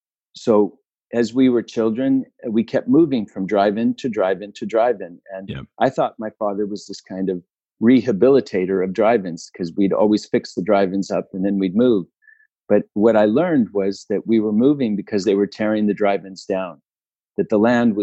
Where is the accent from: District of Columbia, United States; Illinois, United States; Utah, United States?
Utah, United States; also born or lived in California; when I was born in California, we were surrounded by cherry trees and watermelons and cantaloupes and tomato fields. And when we moved to Utah, it was a lot of fruit trees, apricots and apples and pears.